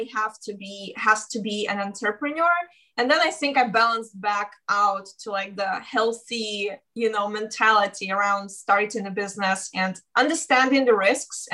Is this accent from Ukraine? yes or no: yes; Ukraine; moved away as an adult; also born or lived in Russia; now in United States; I was born in Russia and raised in Ukraine